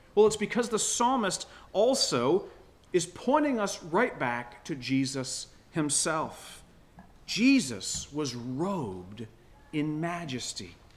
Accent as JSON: {"language": "English", "region": "Florida", "country": "United States", "tie": "born or raised there", "moved": "as an adult", "lives_now": "Michigan, United States", "said": "I was born in Florida. I grew up uh, surfing"}